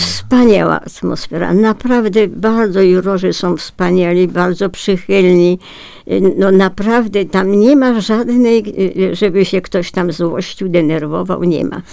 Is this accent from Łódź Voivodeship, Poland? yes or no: yes; Piotrków Trybunalski, Łódź Voivodeship, Poland; Rodowitą Piotrkowianką